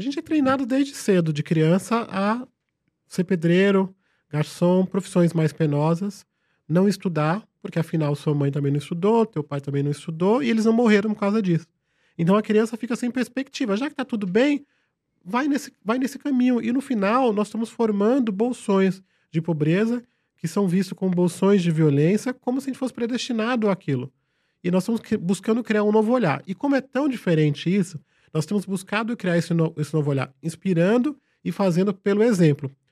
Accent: São Paulo, Brazil; also born or lived in Vitória da Conquista, Bahia; na favela de Paraisópolis, onde eu cresci

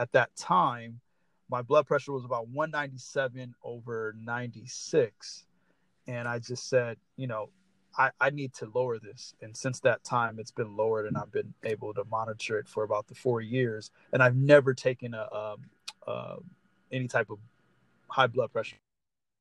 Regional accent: Los Angeles, California, United States; I am from Los Angeles, California

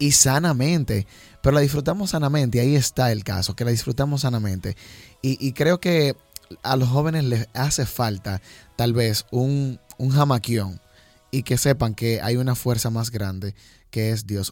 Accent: Jamao al Norte, Espaillat, Dominican Republic; por mis raíces, por donde vengo. Jamao es un pueblito que, se caracteriza por ser muy alegre.

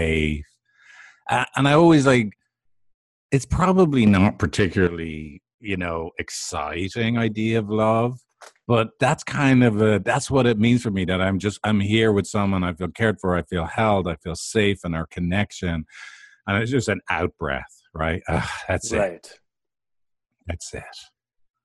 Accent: Ireland; as an Irishman

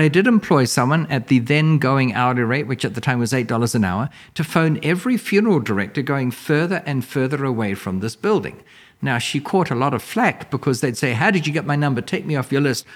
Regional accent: New Zealand; now in United States; I'm from New Zealand originally.

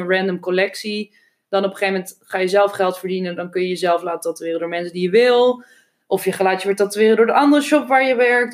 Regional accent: Amsterdam, North Holland, Netherlands; toen ik opgroeide woonde in Amsterdam, iedereen in een sociale huurwoning

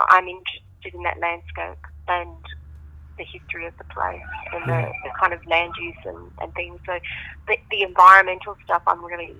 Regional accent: near Osterlind, Western Australia, Australia; I actually set the story, the second part of the story, in the landscape where I grew up

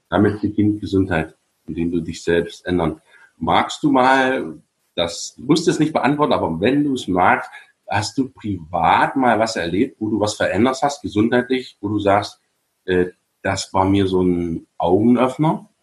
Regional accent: GDR, East Germany, Germany; Ich bin ja in der DDR groß geworden

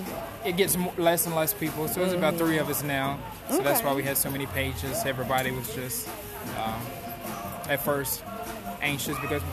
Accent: Lexington, Kentucky, United States; moved away as an adult; now in Nashville, United States; We're from Lexington, Kentucky.

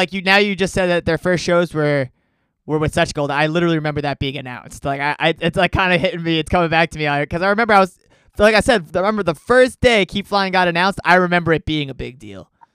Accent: New York, United States; I'm also a New Yorker

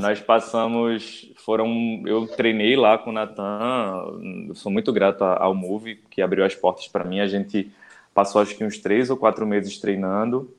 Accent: Recife, Pernambuco, Brazil; eu sou de Recife

